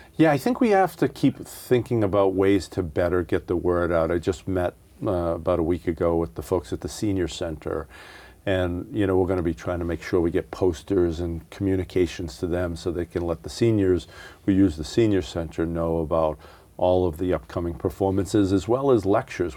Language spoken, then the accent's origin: English; Worcester, Massachusetts, United States; I was born and raised in the city of Worcester